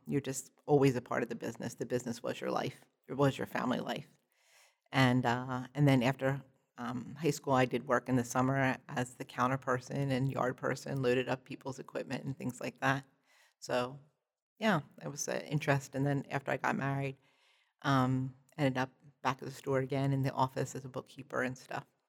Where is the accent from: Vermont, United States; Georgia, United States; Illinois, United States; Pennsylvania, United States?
Pennsylvania, United States; Perkasie; I'm from, uh, Percocet, Pennsylvania, which is just about an hour north of Philadelphia